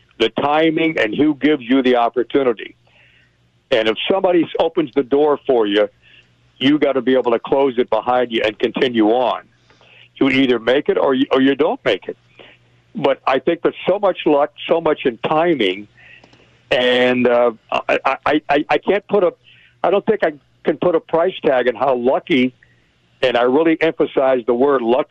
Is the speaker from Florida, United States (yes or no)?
yes; Miami, Florida, United States; moved away; growing up in Florida, in Miami